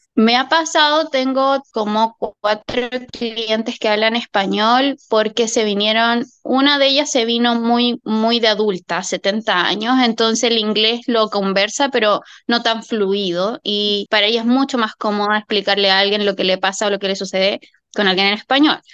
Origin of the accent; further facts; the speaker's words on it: Chile; now in Australia; en Chile, de donde vengo yo